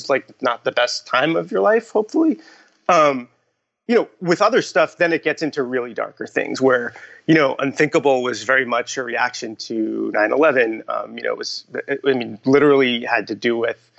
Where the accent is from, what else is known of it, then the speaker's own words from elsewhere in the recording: Long Island, New York, United States; in high school, like growing up on Long Island